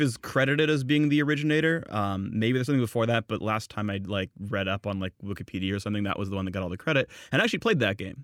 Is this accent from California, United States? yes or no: yes; San Jose, California, United States; I'm from Northern California, from San Jose.